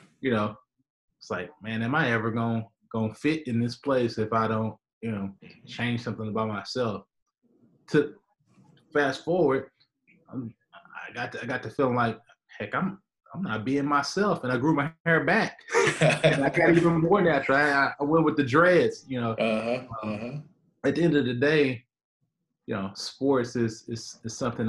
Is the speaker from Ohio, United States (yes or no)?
no; Houston, Texas, United States; coming from Houston